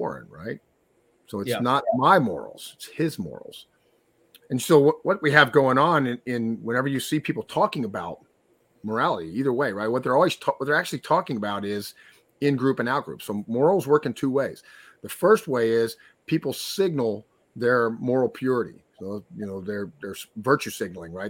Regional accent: Texas, United States; I'm from Texas, so that's an in-group. Like, we're Texans

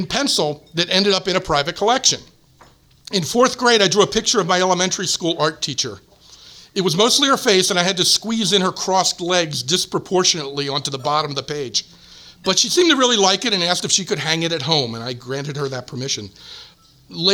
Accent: New Jersey, United States; born or raised there; moved away

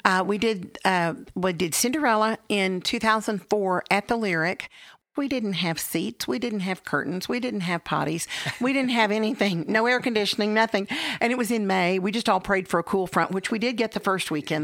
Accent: Texas, United States; also born or lived in Illinois; I'm a Texan.

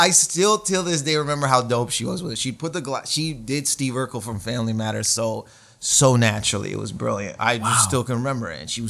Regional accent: Windsor, Ontario, Canada; moved away as an adult; now in Toronto, Canada; I was born in Windsor, Ontario. My parents are from Lebanon. My mom moved to Windsor when she was young, and my dad, I think, in his late 20s, and they met in Windsor, so they're Lebanese. And then I think around my mid 20s, I moved to Toronto, Ontario.

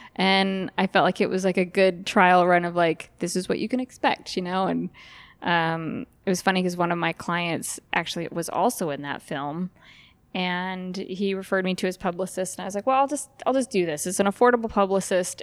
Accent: Idaho Falls, Idaho, United States; now in Frazier Park, United States; I grew up in Idaho Falls

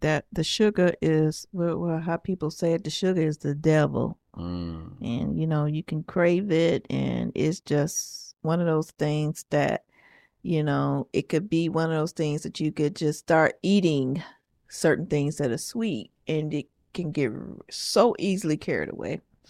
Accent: the South, United States; Yeah, guys, I am straight up from the South, okay?

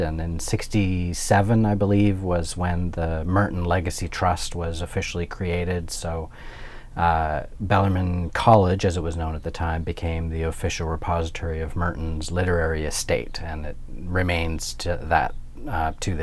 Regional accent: Alberta, Canada; moved away as an adult; also born or lived in Ontario; now in Louisville, United States; I'm Canadian, I'm from Alberta

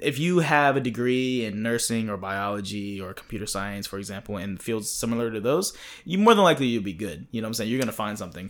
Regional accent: East Coast, United States; moved away; I'm from the East Coast

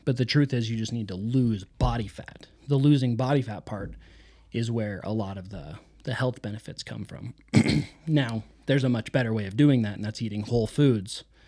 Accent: United States; We are American

